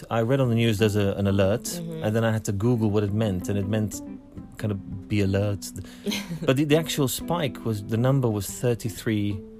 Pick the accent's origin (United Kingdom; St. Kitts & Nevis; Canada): United Kingdom; England; now in Tokyo, Japan; I'm from England. I haven't spent any time in America.